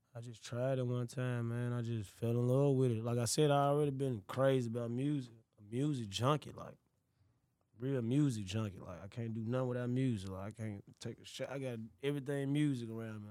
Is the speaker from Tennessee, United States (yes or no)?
yes; Memphis, Tennessee, United States; I grew up in South Memphis, like, I grew up in South Memphis